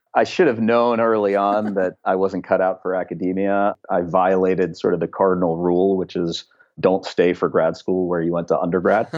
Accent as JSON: {"language": "English", "town": "Pittsburgh", "region": "Pennsylvania", "country": "United States", "tie": "born or raised there", "moved": "yes", "lives_now": "Berkeley, United States", "said": "Pittsburgh is an amazing town. It's only gotten more amazing since I grew up there."}